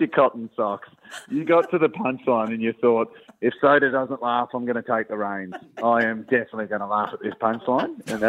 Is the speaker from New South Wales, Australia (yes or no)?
no; Melbourne, Victoria, Australia; I'm from Melbourne. I live in Brunswick, which is a very alternative part of Melbourne.